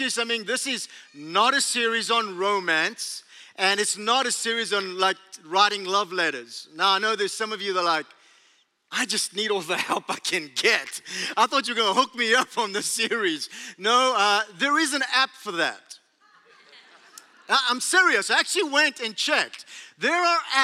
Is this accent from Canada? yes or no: no; South Africa; accent: South African; moved away as an adult; now in United States; Where's my accent from? Australia? Nope. South Africa? Bingo.